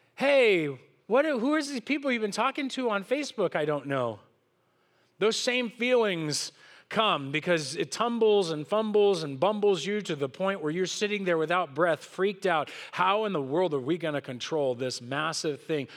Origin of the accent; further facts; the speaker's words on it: Southern California, United States; I grew up here in Southern California